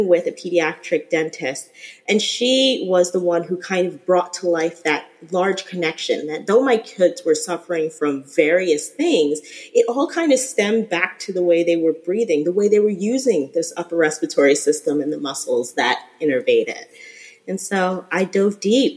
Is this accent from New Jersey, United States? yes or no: yes; New Jersey, United States; moved away as an adult; now in Florida, United States; I am originally from New Jersey, so around that New York area.